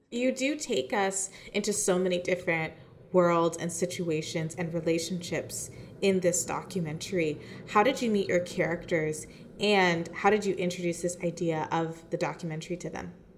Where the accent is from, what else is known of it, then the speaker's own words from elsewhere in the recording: Toronto, Ontario, Canada; my hometown of Toronto